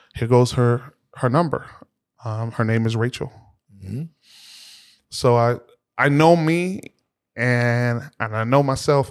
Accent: Boston, Massachusetts, United States; we grew up in the Roxbury section of the city of Boston. So um, I'm from, as we would note, the berry, but not the fruit

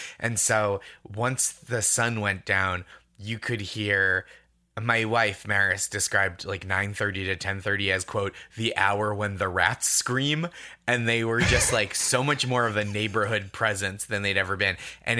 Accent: Massachusetts, United States; now in New York, United States; And then I grew up in the Boston suburbs and Alston, I should say, is like a borough of Boston essentially.

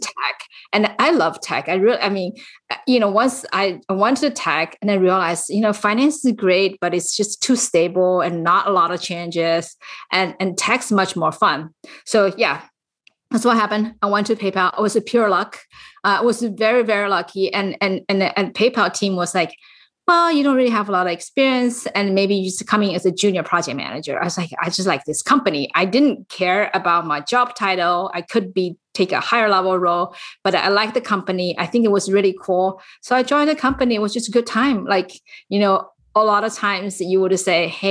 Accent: China; moved away as an adult; now in San Francisco Bay Area, United States; I actually came to US when I was fully grown from China

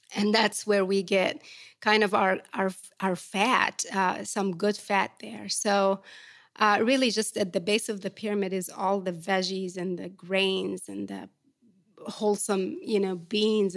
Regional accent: Port Said, Port Said Governorate, Egypt; now in Atlanta, United States; I grew up in Port Said, which is one of Egypt's cosmopolitan cities right on the Mediterranean.

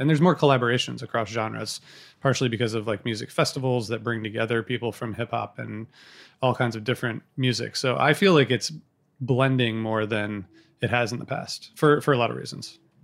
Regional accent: Midwest, United States; I grew up in the Midwest

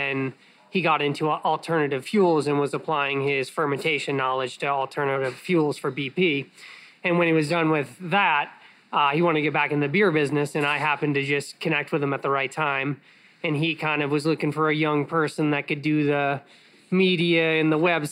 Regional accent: Boston, Massachusetts, United States; born and raised in Boston.

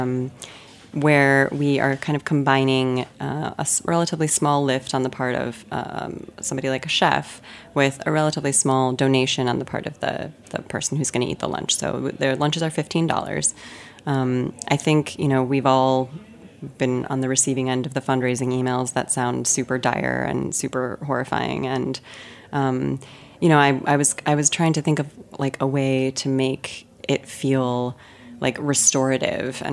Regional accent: Chicago, Illinois, United States; as a Chicagoan, you know, at heart, lifelong Chicagoan

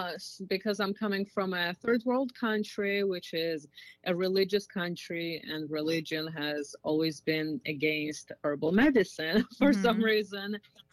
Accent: Georgia; now in United States; Country of Georgia. Okay. It's Eastern Europe, next to Turkey and under Russia.

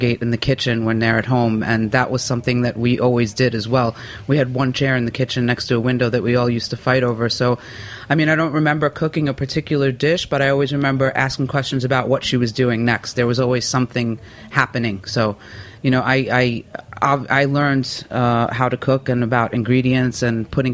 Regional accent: New York, United States; my brother and I grew up that way in Brooklyn as well

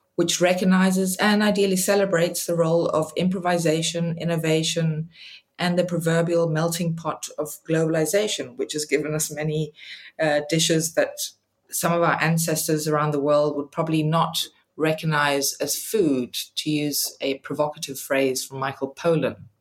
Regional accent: Eswatini; moved away; also born or lived in Denmark; I was a child growing up in Swaziland, now called Eswatini, and we would visit Denmark, where I am originally from

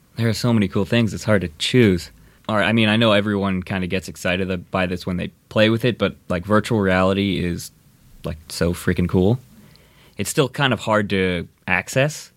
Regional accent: Indiana, United States; moved away as an adult; now in Los Angeles, United States; I grew up in Indiana, uh, came out to L A to go to U S C

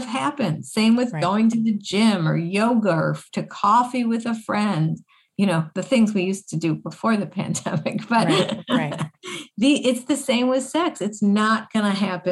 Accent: Buffalo, New York, United States; I grew up in Buffalo, New York, snow capital of the world

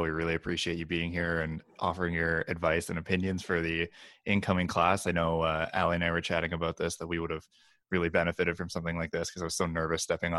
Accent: Brantford, Ontario, Canada; moved away as an adult; also born or lived in Kingston, Ontario; now in Vancouver, Canada; I'm a VFMP student. I grew up in Brantford, Ontario, where Wayne Gretzky's from, fun fact

